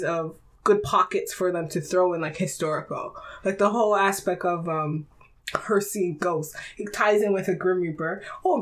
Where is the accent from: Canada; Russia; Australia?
Canada; As a Canadian